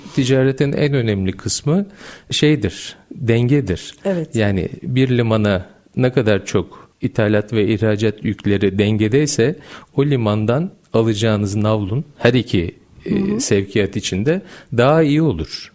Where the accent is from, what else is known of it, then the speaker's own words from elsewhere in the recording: Gölcük, Kocaeli, Turkey; 1973 Gölcük Kocaeli doğumluyum.